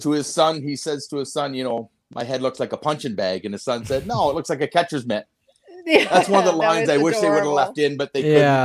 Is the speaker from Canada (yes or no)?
yes; Wolfe Island, Ontario, Canada; I grew up on Wolf Island, which is just off of the shores of Kingston.